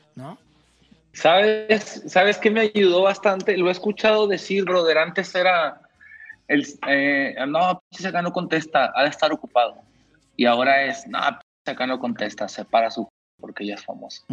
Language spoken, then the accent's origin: Spanish; Mexico; yo como mexicano